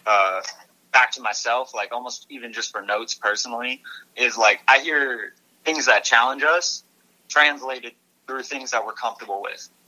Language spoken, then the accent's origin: English; Burlington, Vermont, United States; we're from Burlington, Vermont originally